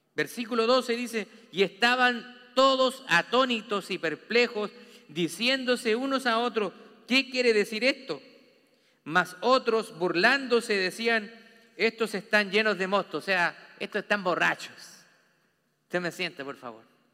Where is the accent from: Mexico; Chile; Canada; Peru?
Chile; now in United States; Nosotros, allá en Chile, usted sabe que yo soy chileno